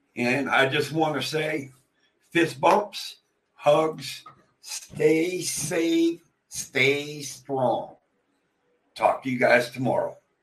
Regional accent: Pennsylvania, United States; I was born and raised in Pennsylvania.

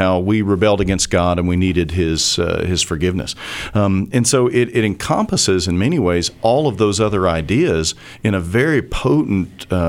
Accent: Georgia, United States; I am from Georgia, so you're

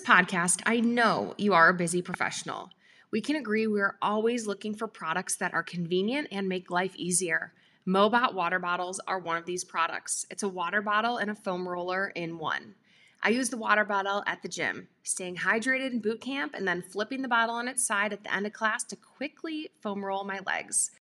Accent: Midwest, United States; growing up in the Midwest

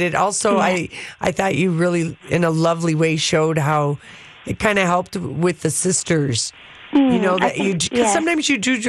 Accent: United States; we're American

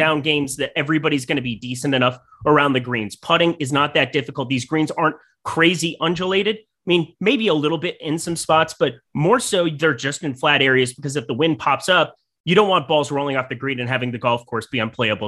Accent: South Dakota, United States; growing up in South Dakota

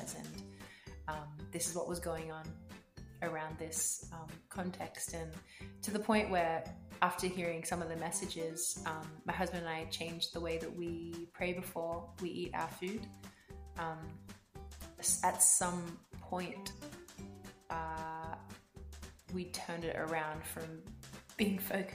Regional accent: Australia; as an Australian

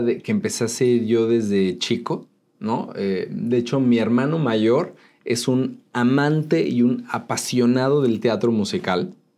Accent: Mexico City, Mexico; born or raised there; also born or lived in Tultepec, State of Mexico

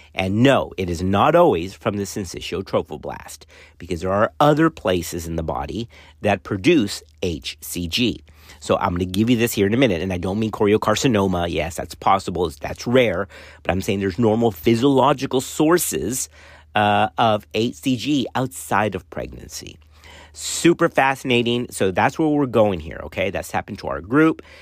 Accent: Laredo, Texas, United States; growing up in Laredo, uh, around that time, right, it was seventies-ish

